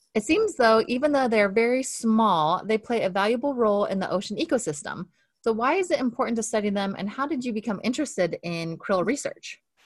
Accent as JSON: {"language": "English", "region": "Montana", "country": "United States", "tie": "born or raised there", "moved": "yes", "lives_now": "Corvallis, United States", "said": "I grew up in Montana"}